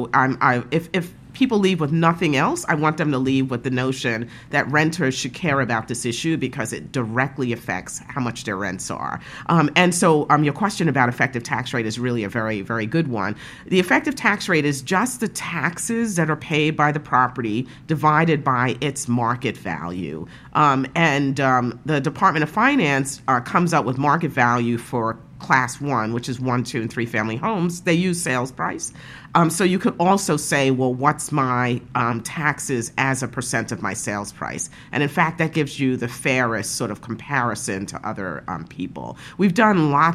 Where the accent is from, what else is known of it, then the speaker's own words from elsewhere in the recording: New York City, New York, United States; also born or lived in Park Slope, Brooklyn; I grew up in Brownsville.